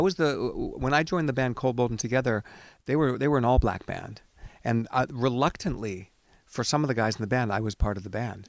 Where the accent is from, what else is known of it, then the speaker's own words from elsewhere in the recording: Seattle, Washington, United States; I grew up in Seattle